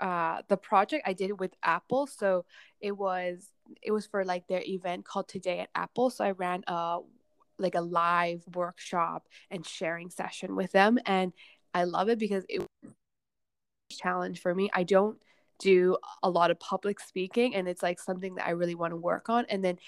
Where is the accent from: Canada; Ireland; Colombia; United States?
Canada; outside of Vancouver, British Columbia; English is a second language; moved away as an adult; now in Hong Kong; we immigrated when I was 8, and to out into this really tiny town outside of Vancouver. There were like no other Asian kids at my school. There was like one, and then me, and then so I grew up in Canada.